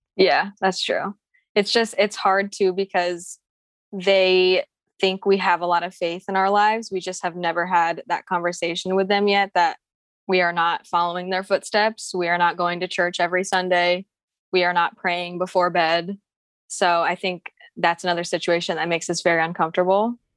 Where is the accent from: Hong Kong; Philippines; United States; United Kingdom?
Philippines; I'm Filipino too.